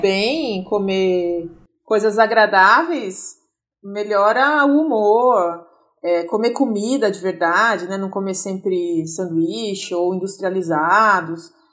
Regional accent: Itu, São Paulo, Brazil; now in São Paulo, Brazil; eu moro em São Paulo, ah, mas nasci em Itu, já faz mais de 20 anos que eu moro aqui

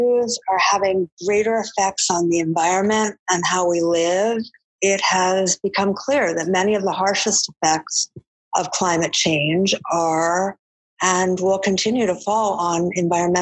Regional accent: East Coast, United States; moved away as an adult; now in Chicago, United States; I'm from the East Coast, and I've been in the Midwest for many years now, since I moved to Chicago

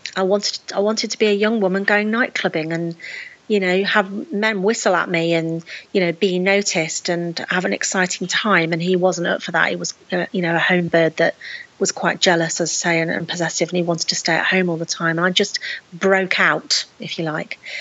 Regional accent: Lichfield, West Midlands, United Kingdom; moved away as an adult; also born or lived in Nottingham; I'd moved away from my hometown of Lichfield in Staffordshire, and moved to Nottingham

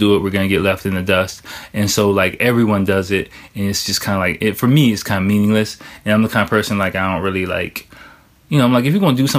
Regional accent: United States; moved away as an adult; now in Japan; I'm from America

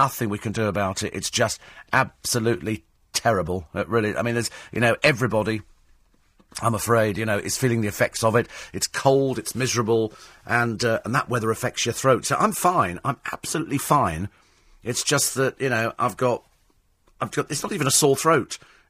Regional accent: United Kingdom; It's polite, it's called, you know, being British, you go, how are you?

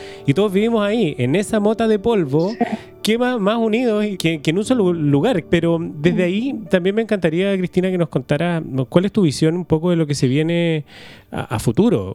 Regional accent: Chile; nosotros, los que somos chilenos

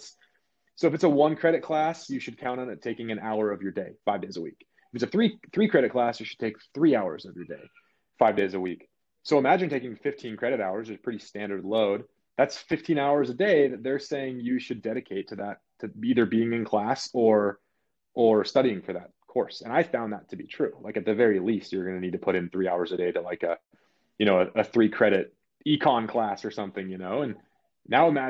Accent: Southern California, United States; moved away as an adult; also born or lived in Utah; I grew up in California, just, you know, normal like Southern California

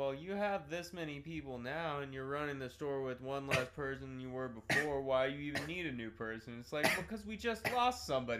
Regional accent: Kansas, United States; moved away; I've told them that I'm from Kansas

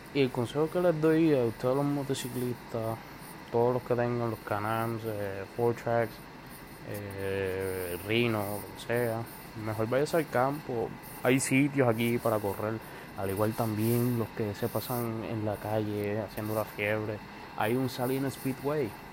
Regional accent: Puerto Rico; soy residente actual de Puerto Rico

